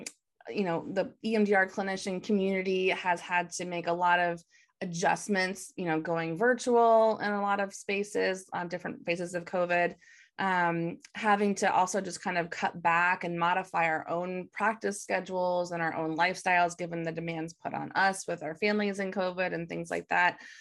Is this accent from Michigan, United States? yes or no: yes; Michigan, United States; we're both from from Michigan